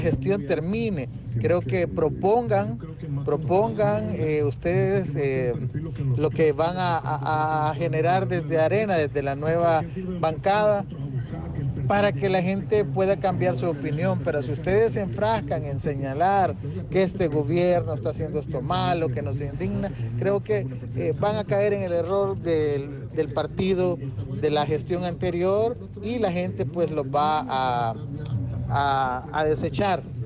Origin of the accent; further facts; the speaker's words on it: El Salvador; como salvadoreño